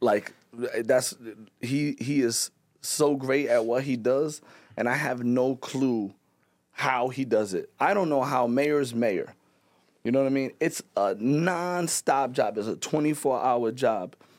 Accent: Pawtucket, Rhode Island, United States; I'm not from Providence. I'm from Pawtucket

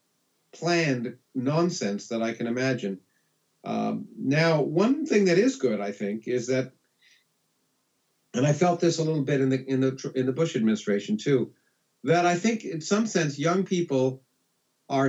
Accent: Canada; moved away as an adult; now in United States; I grew up in Canada. I came to the United States because of the graduate schools and to be educated.

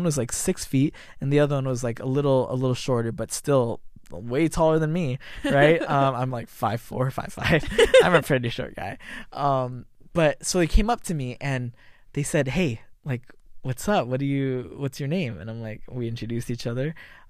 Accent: San Jose, California, United States; And then but as I grew up in San Jose, I didn't like church.

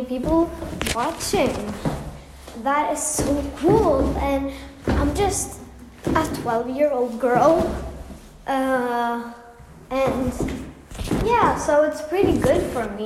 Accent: Norway; I'm from Norway

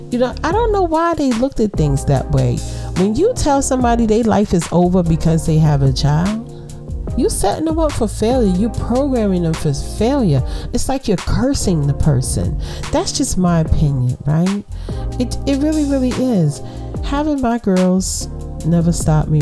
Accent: New York City, New York, United States; Yeah, I'm from Brooklyn

